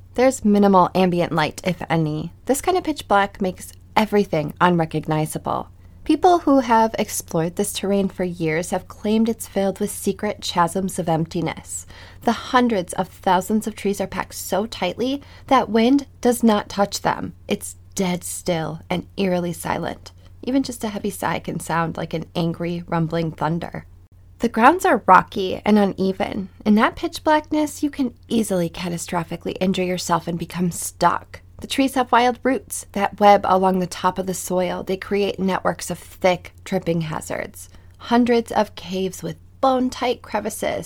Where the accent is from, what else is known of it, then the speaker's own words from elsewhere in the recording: Midwest, United States; I'm from the Midwest